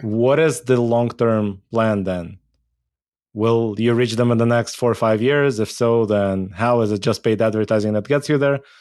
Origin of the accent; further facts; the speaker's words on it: Israel; I grew up in Israel.